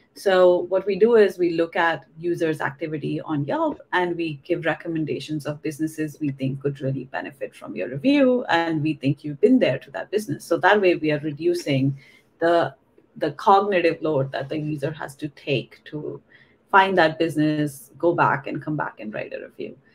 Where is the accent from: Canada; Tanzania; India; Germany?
India; English is a second language; moved away as an adult; now in California, United States; I was born and raised in India actually, and I was there. I did my undergrad in India too in engineering, and I moved to the US in when I was 22